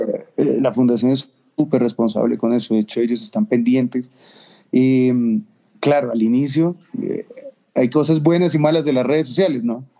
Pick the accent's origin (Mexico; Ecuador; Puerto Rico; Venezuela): Ecuador